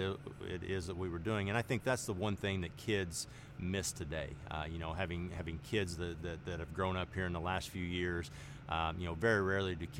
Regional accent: Heltonville, Indiana, United States; I grew up in Heltonville, which is a community of about 500 people, just right outside of Bedford.

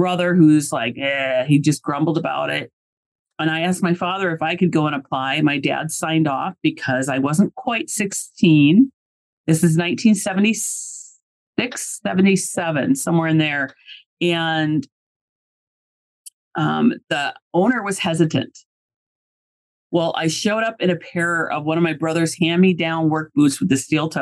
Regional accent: Iowa, United States; I grew up in Iowa

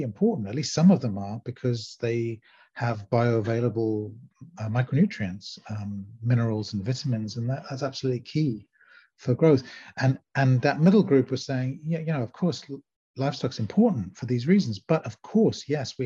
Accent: London, United Kingdom; also born or lived in South Africa; I grew up in London, and I'm born in South Africa, Lebanese descent

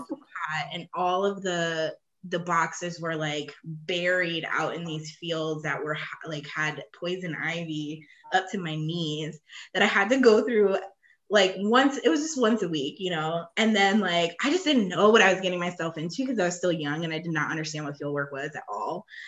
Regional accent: Ohio, United States; moved away as an adult; in Ohio where I'm from

